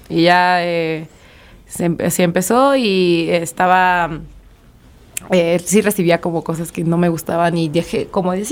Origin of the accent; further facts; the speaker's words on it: Xalapa, Veracruz, Mexico; de Jalapa, Veracruz.